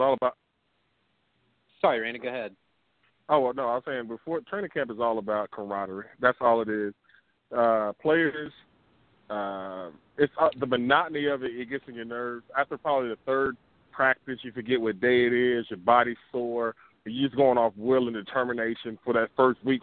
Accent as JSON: {"language": "English", "area": "Peach County", "region": "South Georgia", "country": "United States", "said": "I'm a country boy. I'm from Peach County down here in South Georgia"}